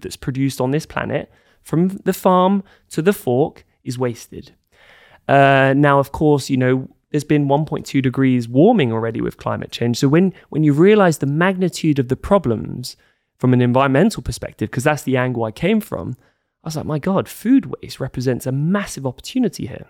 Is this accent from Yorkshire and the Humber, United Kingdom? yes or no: no; London, United Kingdom; moved away as an adult; also born or lived in Scotland / Denmark; I grew up in London, very kind of middle class, su-, suburban upbringing